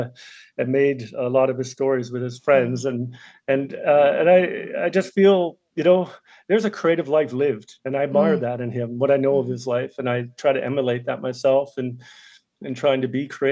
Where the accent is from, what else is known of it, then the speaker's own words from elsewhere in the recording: Sydney, Nova Scotia, Canada; moved away; growing up in Sydney, Cape Breton, is in the 1980s